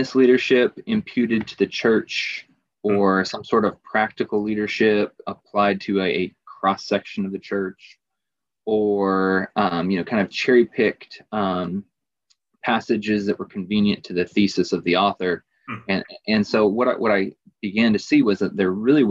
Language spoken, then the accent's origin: English; Virginia, United States; some dude from Virginia